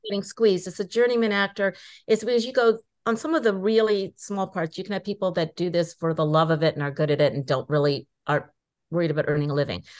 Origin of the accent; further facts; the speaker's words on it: Inglewood, California, United States; I was born in Inglewood